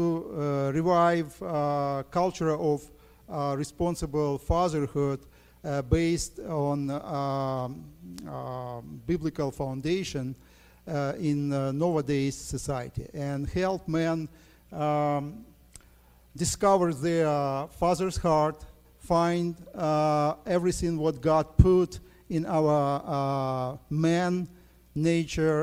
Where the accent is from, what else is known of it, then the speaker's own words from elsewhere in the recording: Ukraine; I'm from Ukraine